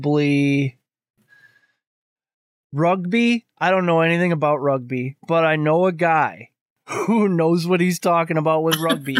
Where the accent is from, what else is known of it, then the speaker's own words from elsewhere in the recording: United States; as an American and an adult